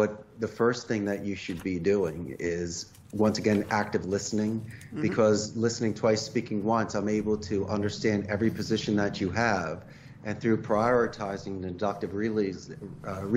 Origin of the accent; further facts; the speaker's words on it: Philadelphia, Pennsylvania, United States; moved away as an adult; also born or lived in Arizona; now in Costa Rica; I'm originally from Northeast Philadelphia